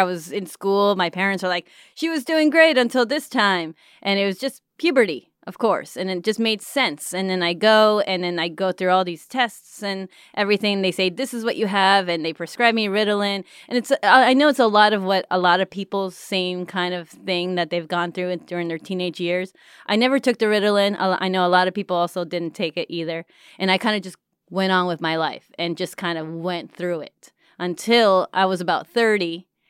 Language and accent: English; Mexico; I mean, I grew up in Mexico. So it's, I mean, I know for a while things were a little bit behind in a lot of ways.